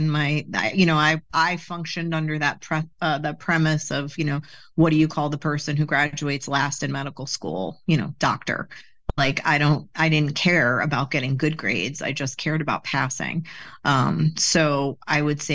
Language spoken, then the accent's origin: English; Bergen County, New Jersey, United States; North, Bergen County